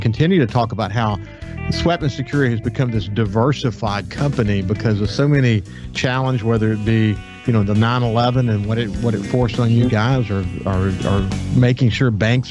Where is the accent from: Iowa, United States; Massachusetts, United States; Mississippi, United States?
Mississippi, United States; Gulfport; I was raised in Gulfport, married a Biloxi girl